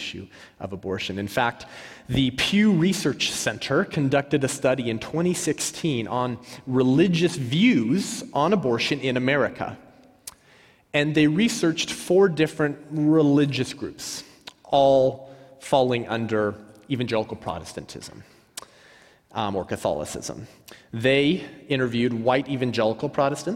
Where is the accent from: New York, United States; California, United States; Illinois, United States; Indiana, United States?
California, United States; Whittier; I grew up in Whittier, California